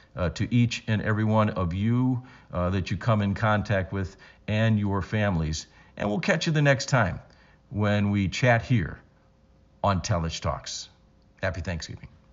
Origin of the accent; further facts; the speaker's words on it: Cleveland, Ohio, United States; moved away as an adult; come back to my hometown and do sports in my hometown